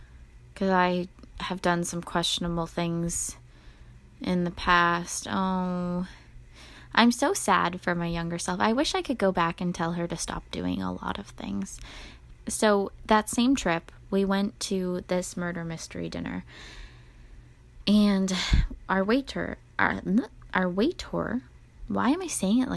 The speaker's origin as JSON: {"language": "English", "country": "Canada", "said": "we're from Canada"}